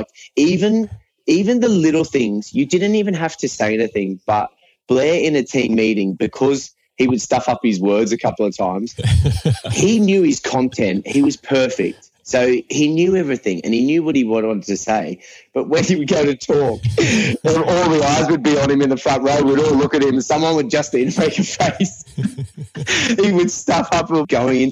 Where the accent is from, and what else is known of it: Australia; born or raised there; also born or lived in Irvine, Scotland